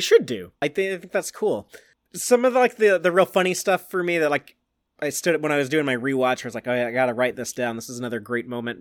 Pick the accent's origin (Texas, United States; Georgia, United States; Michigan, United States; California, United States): Texas, United States; Austin; I've never lived outside of a sixty mile radius of where I am right now